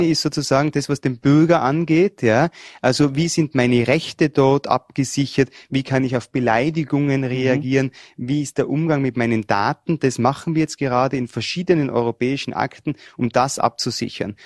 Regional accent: Tyrol, Austria; Ich komme aus Tirol und die Tiroler und die Vorarlberger sind sich ja bei der Mentalität nicht so fern

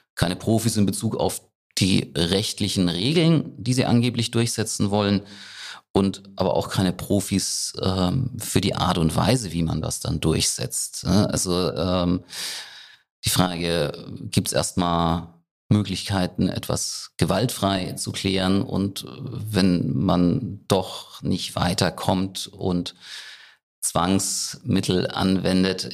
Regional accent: Rhineland-Palatinate, Germany; bei uns in der Pfalz, in Frankenthal

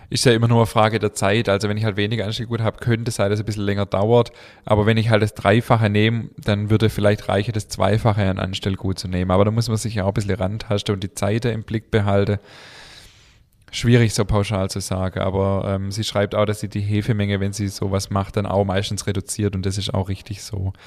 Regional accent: Swabia, Baden-Württemberg, Germany; accent: Swabian; unseren schwäbischen Dialekt

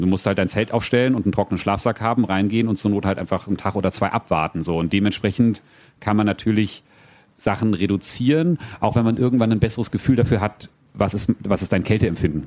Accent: Frankfurt area, Hesse, Germany; moved away as an adult; also born or lived in New Zealand; ich ich bin und werde auch immer Frankfurter Bub bleiben. Ich bin ne, in Hiptebach geboren, Triptebach aufgewachsen.

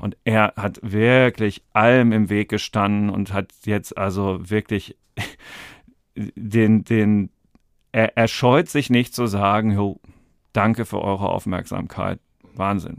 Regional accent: Dortmund, North Rhine-Westphalia, Germany; ich komme aus Dortmund

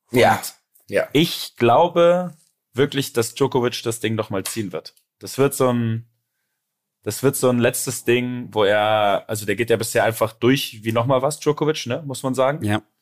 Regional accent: Germany; Ich bin Deutscher, ich spreche die Deutsch

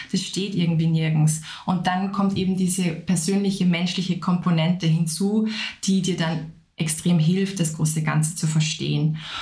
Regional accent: Upper Austria, Austria; moved away as an adult; also born or lived in Vienna; Ich komme ursprünglich aus Oberösterreich, habe dann in Wien Konservierung und Restaurierung studiert

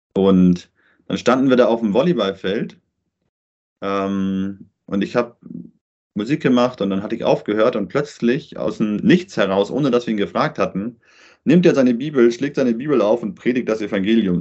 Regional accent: Germany; moved away as an adult; also born or lived in Paraguay

